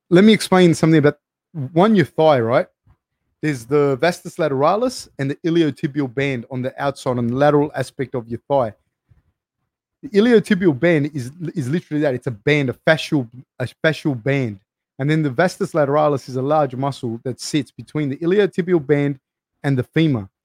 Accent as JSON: {"language": "English", "town": "Lafayette", "region": "Louisiana", "country": "United States", "tie": "born or raised there", "said": "Dustin is from my hometown of Lafayette, Louisiana, so I was happy to see him get the win."}